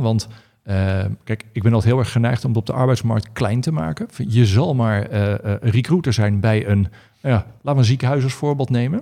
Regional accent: Pijnacker, South Holland, Netherlands; onze pijnakkerse roots

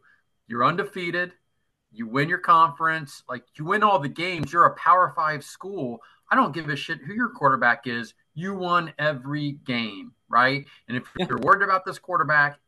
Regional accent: Cincinnati, Ohio, United States; moved away; I grew up in Cincinnati

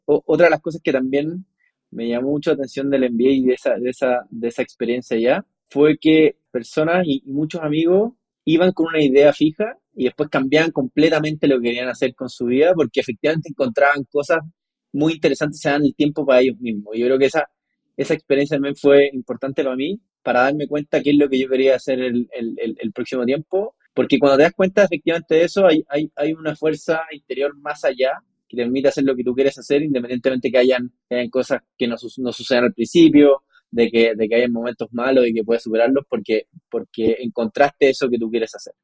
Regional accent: Chile; Yo nací en Chile

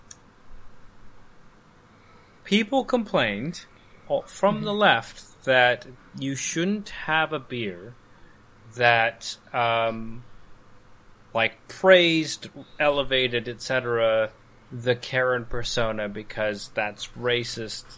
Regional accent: Calgary, Alberta, Canada; this in my hometown uh, so Calgary

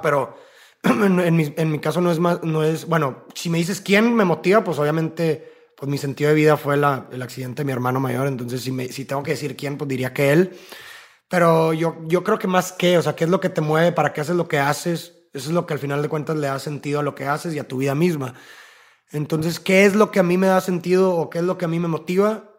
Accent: Monterrey, Nuevo León, Mexico; Somos de Monterrey

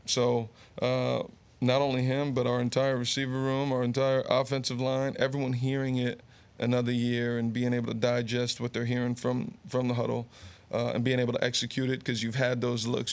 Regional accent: Garfield, New Jersey, United States; also born or lived in Summit, New Jersey / Rumson, New Jersey; born in Summit, growing up in Garfield

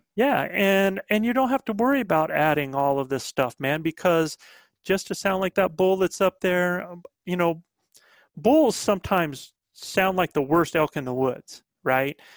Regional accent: the Carolinas, United States; accent: Southern; also born or lived in northern New Mexico; now in New Mexico, United States; I'm a Southern boy. I'm back from the Carolinas.

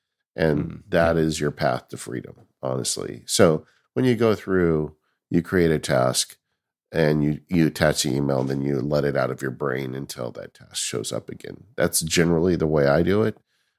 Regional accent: California, United States; I'm always game. Bring it. I'm from California. Bring it.

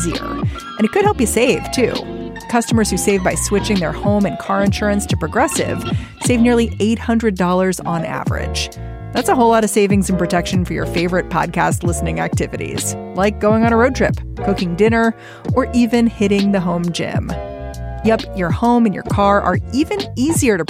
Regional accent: United States; As an American

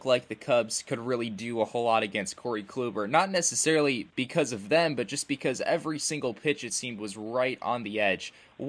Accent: Arizona, United States; I'm from Arizona

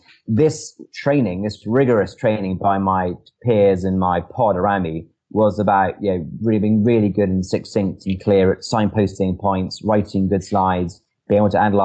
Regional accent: Edinburgh, Scotland, United Kingdom; now in London, United Kingdom; I'm from, despite the accent, I'm actually from Edinburgh. I couldn't, afford to rent in London

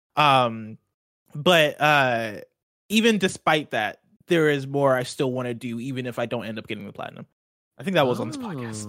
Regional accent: Nigeria; I'm Nigerian

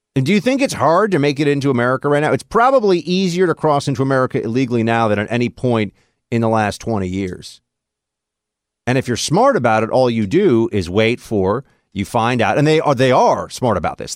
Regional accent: New York City, New York, United States; also born or lived in Nashville; my hometown at N Y C

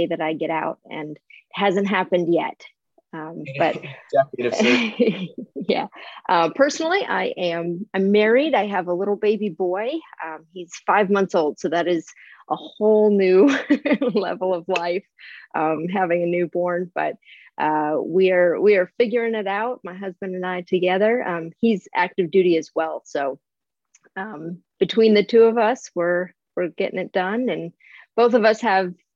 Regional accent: Midwest, United States; moved away as an adult; now in Southern California, United States; I was from the Midwest, very small town upbringing

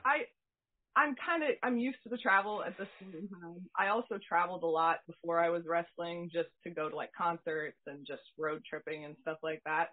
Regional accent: Humboldt, Iowa, United States; now in Des Moines, United States; I grew up in Humboldt, Iowa

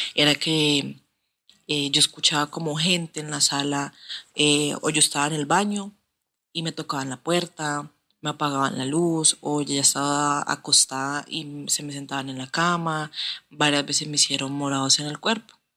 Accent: Cali, Valle del Cauca, Colombia; soy de Colombia, de la ciudad de Cali.

